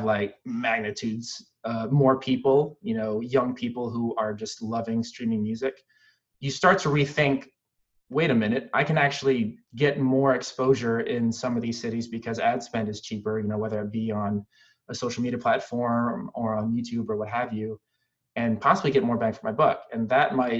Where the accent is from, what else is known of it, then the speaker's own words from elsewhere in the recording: Philippines; I'm Filipino